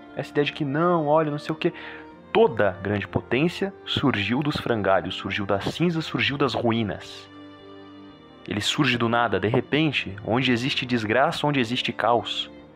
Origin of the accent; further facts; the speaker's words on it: Brazil; Somos brasileiros, nossa doutrina é brasileira